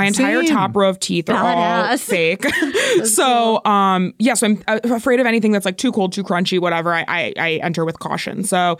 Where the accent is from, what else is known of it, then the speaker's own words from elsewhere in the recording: Florida, United States; I grew up in Florida